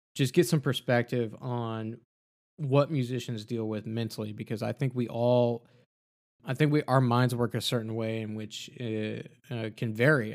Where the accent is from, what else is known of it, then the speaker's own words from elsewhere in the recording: Texas, United States; I'm from Texas